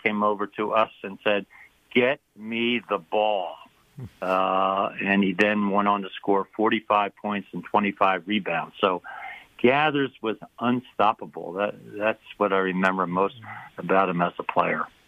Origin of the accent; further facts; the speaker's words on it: Philadelphia, Pennsylvania, United States; moved away; I grew up in Philadelphia